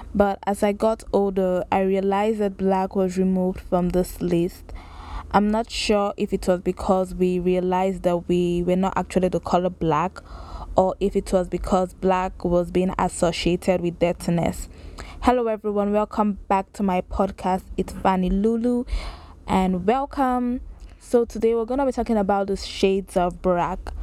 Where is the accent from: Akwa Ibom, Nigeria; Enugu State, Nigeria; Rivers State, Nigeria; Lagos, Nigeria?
Lagos, Nigeria; I grew up in Lagos, Nigeria, raised there